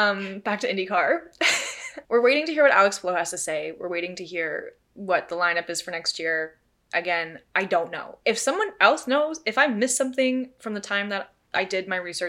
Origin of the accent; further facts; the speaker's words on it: Canada; as a Canadian